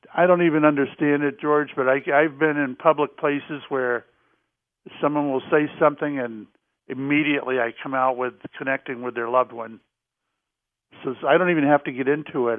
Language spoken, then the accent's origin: English; Jacksonville, Florida, United States; moved away; also born or lived in Salem, Massachusetts; I grew up in Jacksonville, Florida